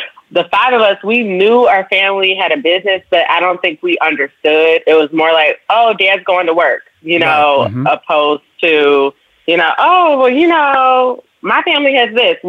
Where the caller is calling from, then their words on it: Chicago, Illinois, United States; I'm calling from Chicago, Illinois.